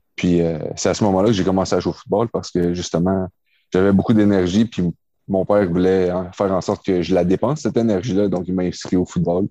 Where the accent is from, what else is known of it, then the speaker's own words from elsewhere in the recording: Quebec, Canada; j'ai grandi à Québec